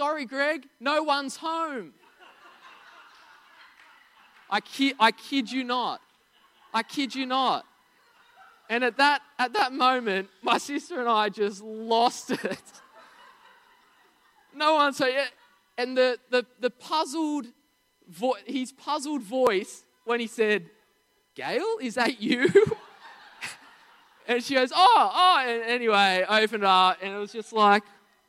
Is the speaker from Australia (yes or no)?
yes; Narara, New South Wales, Australia; we grew up in Narara